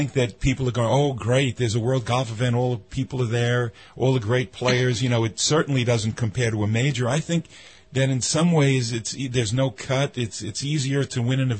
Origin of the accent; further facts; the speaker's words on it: New York City, New York, United States; in Brooklyn, New York, I grew up in Trump Village